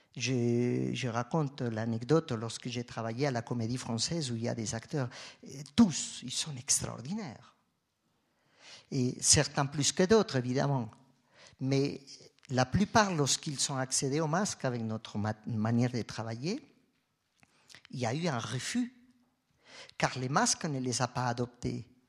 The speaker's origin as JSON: {"language": "French", "country": "Colombia", "moved": "as an adult", "lives_now": "Switzerland", "said": "Moi, je viens de la Colombie. Euh, quand j'ai quitté la Colombie"}